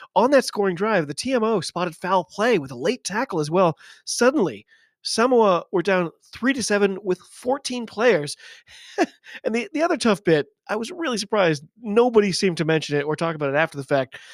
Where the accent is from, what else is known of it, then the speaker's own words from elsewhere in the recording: United States; I'm an American